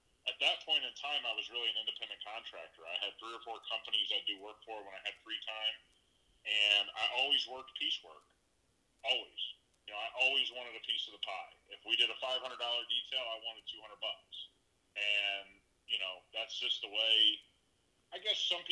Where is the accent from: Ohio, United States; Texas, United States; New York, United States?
Ohio, United States; between Columbus and Cincinnati; moved away as an adult; now in Las Vegas, United States; I grew up just in between Columbus and Cincinnati, Ohio